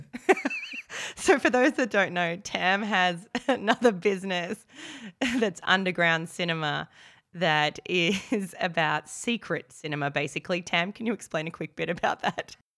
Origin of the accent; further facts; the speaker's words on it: Australia; accent: Aussie; my Aussie accent